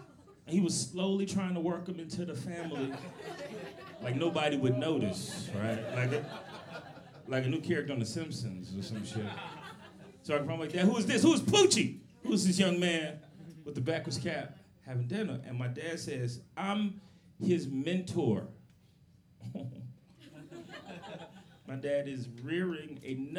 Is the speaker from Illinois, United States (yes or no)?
yes; Chicago, Illinois, United States; moved away; my hometown, Chicago